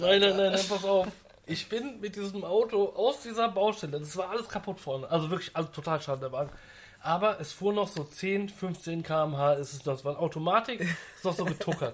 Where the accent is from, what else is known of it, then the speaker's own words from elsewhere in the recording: Frankfurt am Main, Hesse, Germany; ich komme ja aus Frankfurt am Main